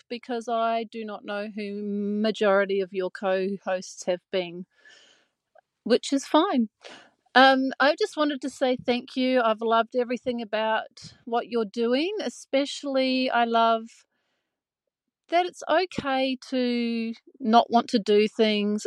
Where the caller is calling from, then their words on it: Gold Coast, Queensland, Australia; I'm calling from the Gold Coast